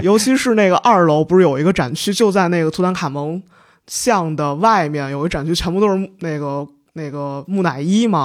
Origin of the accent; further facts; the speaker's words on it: Linyi, Shandong, China; moved away; also born or lived in Cairo; 我是临沂人